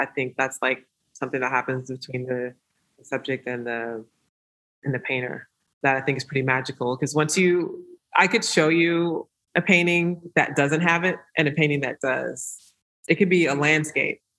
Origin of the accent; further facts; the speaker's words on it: Georgia, United States; moved away; I'm from Georgia